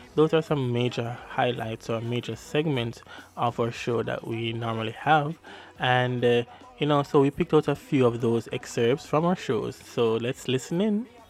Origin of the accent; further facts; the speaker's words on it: Jamaica; accent: Jamaican patois; my Jamaican patois